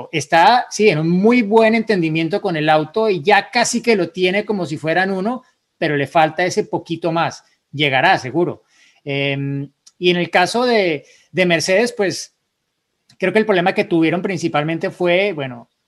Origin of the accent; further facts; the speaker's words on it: Guatemala; soy de Guatemala